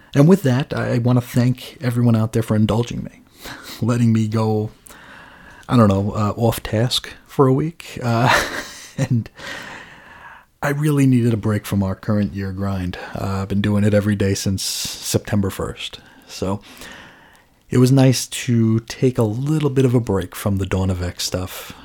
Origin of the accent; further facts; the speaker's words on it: Long Island, New York, United States; now in Arizona, United States; growing up in New York